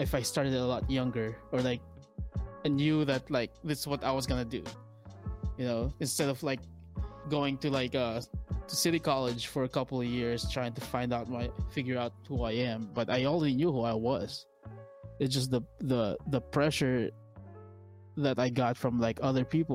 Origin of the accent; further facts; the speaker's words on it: Philippines; moved away; I grew up in the Philippines, came here, formed a band